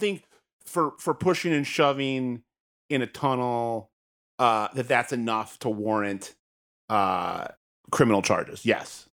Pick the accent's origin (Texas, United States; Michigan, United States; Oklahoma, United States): Michigan, United States; I grew up in the state